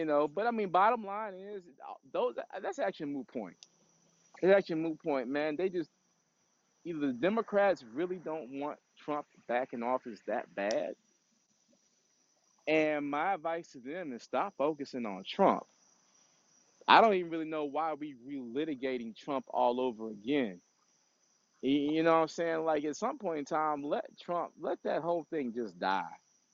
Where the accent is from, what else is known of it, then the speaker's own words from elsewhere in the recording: Washington, District of Columbia, United States; I love my hometown